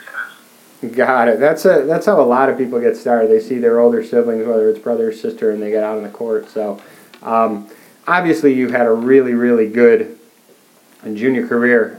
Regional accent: Chicago, Illinois, United States; I'm from Chicago

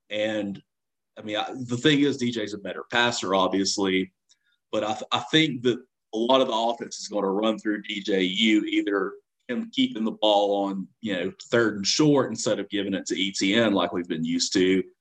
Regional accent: Georgia, United States; growing up in Georgia

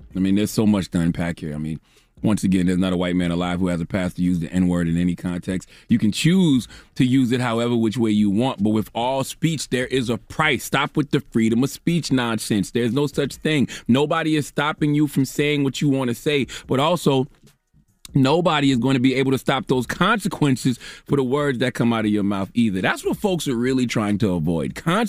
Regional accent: South Carolina, United States; Okay, especially black women from the South. I'm from South Carolina.

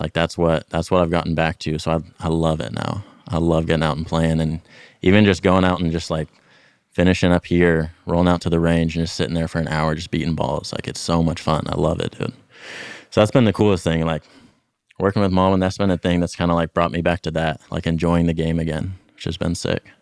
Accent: Dallas, Texas, United States; moved away; mostly grew up around the Dallas area, North

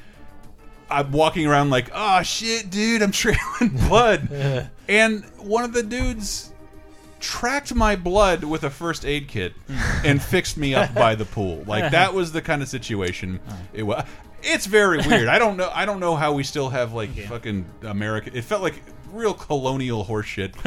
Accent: Florida, United States; now in San Francisco, United States; I'm from Florida

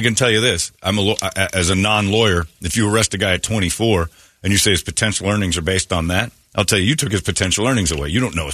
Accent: Indiana, United States; moved away; that's my home state

